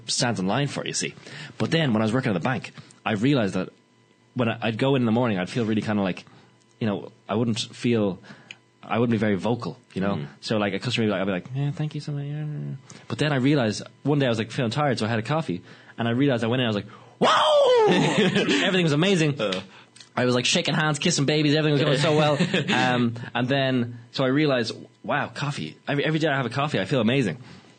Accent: Balbriggan, Leinster, Ireland; I'm from Balbriggan.

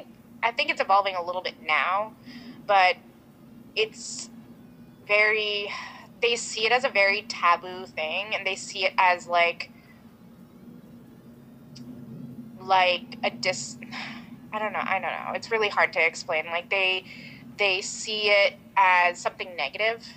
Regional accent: Vermont, United States; I'm Bengali American. My parents are both from Bangladesh, but I grew up in Vermont, very rural white Vermont

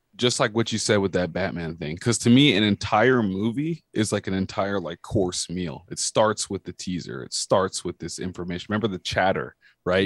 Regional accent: California, United States; I'm from California

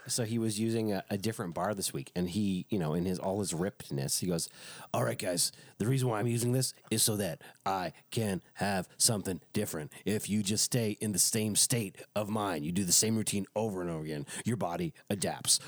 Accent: Quebec, Canada; it reminded me of growing up in Quebec

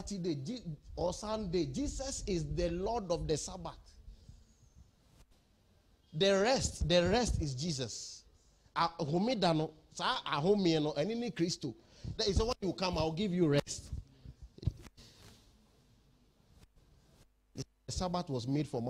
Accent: Ghana; We are from Ghana

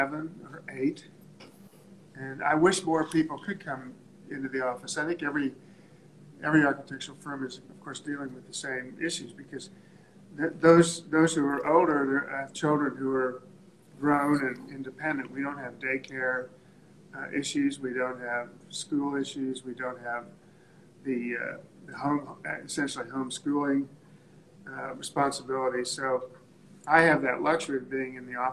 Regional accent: Hutchinson, Kansas, United States; born or raised there; also born or lived in Aspen, Colorado

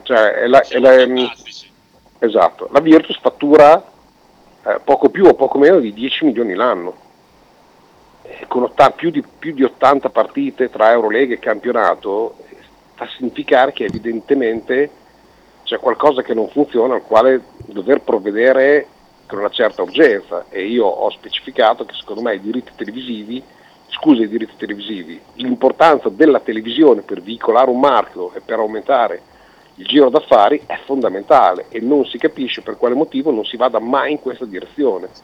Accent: Italy; siamo italiani

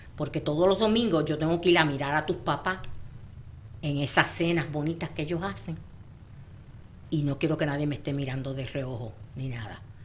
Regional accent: Puerto Rico; nosotros puertorriqueños decimos espampanante

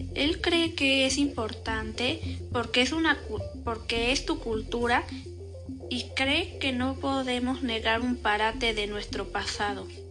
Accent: Mexico; yo nací en México

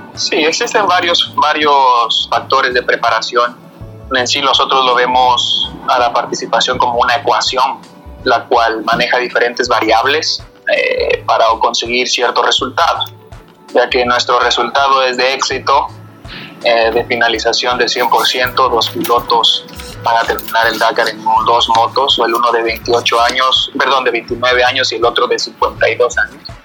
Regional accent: Quito, Pichincha, Ecuador; yo soy nacido de Quito, de padre imbabureño

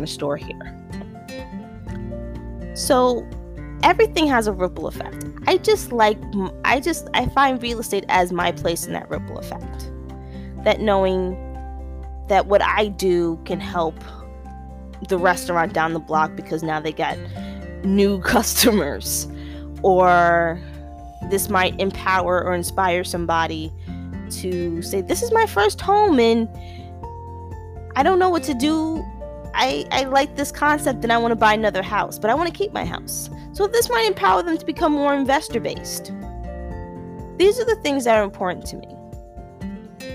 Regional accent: New York City, New York, United States; I'm a New Yorker, and I'm also, depending on who you talk to, about fourth generation New Yorker on my mom's side, third generation New Yorker on my father's

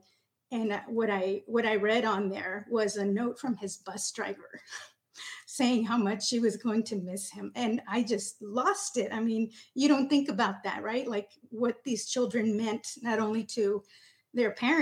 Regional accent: Del Rio, Texas, United States; I'm originally from Del Rio, so I'm very familiar with Uvalde

